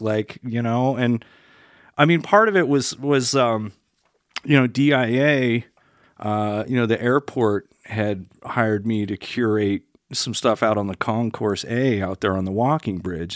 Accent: Denver, Colorado, United States; also born or lived in Stanford, California / Bay Area, California / Salt Lake City, Utah; I live in Denver and, you know, had my kids here and I grew up on Colfax

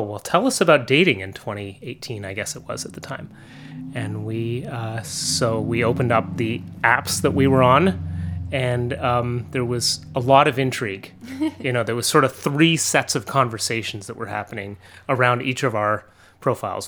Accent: Montreal, Quebec, Canada; moved away as an adult; now in Vermont, United States; I grew up in Montreal and north of Montreal. I moved to Vermont almost, like, seventeen years ago.

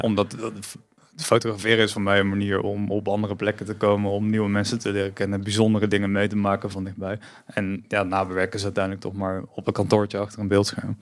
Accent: Tilburg, North Brabant, Netherlands; moved away as an adult; now in Eindhoven, Netherlands; ik ben geboren in Tilburg en ik woon inmiddels al 17 jaar in Eindhoven, zoals je misschien hoort.

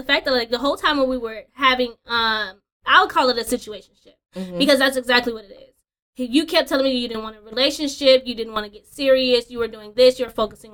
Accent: California, United States; moved away as an adult; now in Georgia, United States; moving out here to Georgia, I'm originally from California

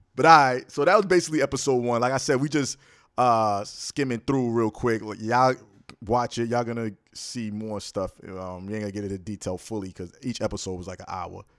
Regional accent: New York, United States; Born and raised in New York

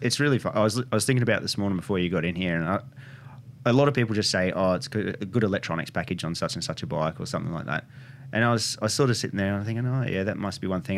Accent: Bulli, New South Wales, Australia; now in Wollongong, Australia; I was born in Bullough

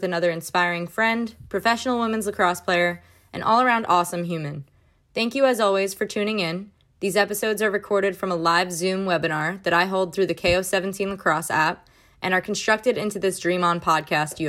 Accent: Long Island, New York, United States; I'm from Long Island

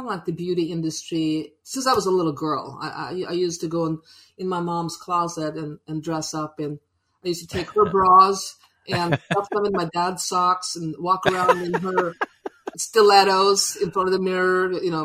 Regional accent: Sweden; now in United States; I'm originally from Sweden.

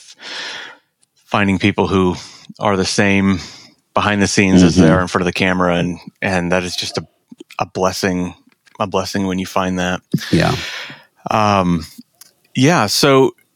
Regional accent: Iowa, United States; moved away as an adult; Growing up in Iowa, growing up in a Lutheran church

